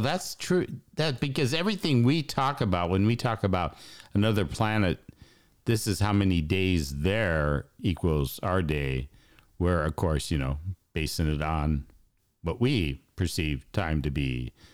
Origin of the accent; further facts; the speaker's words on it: United States; I'm American